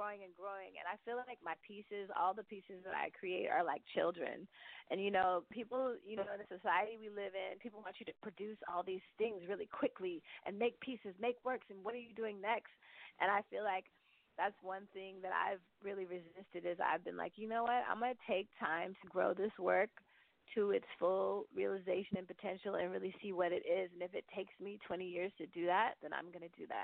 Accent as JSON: {"language": "English", "area": "the Bay Area", "region": "California", "country": "United States", "tie": "born or raised there", "moved": "yes", "lives_now": "Brooklyn, United States", "said": "I grew up in the Bay"}